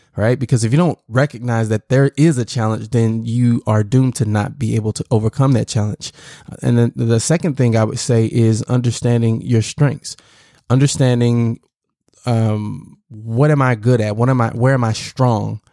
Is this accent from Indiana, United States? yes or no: no; Southern Illinois, United States; also born or lived in Chicago, Illinois; grew up in, uh, Southern Illinois